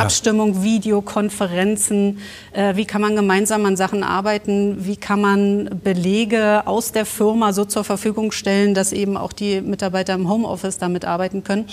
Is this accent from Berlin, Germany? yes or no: yes; Berlin, Germany; accent: Berlin; Aufgewachsen in Westberlin, ja. oben in Reinickendorf